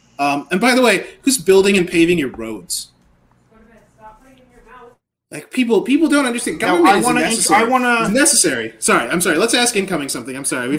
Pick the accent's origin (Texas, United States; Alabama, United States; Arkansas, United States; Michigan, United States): Michigan, United States; born there; I was born in Northern Michigan on the 4th of July.